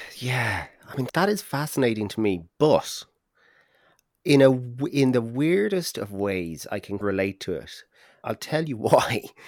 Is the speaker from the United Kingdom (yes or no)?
no; Ireland; as an Irish person